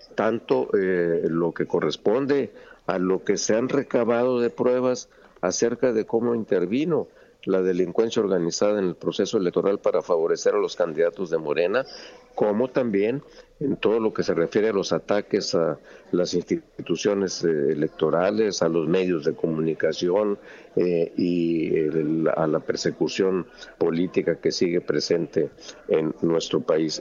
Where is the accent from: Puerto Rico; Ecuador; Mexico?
Mexico; nosotros eh, como mexicanos, como patriotas que somos